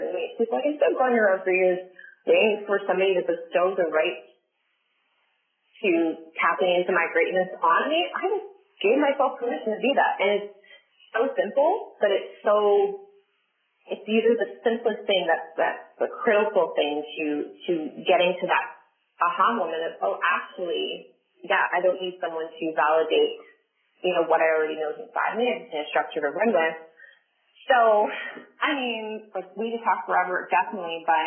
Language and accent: English; Southern Ontario, Canada; somebody from Southern Ontario or from Canada or from Ontario, period